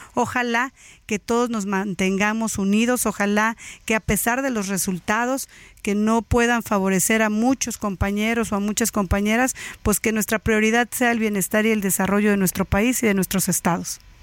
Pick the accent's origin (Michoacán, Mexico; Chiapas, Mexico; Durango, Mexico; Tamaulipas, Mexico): Chiapas, Mexico; soy una chiapaneca orgullosa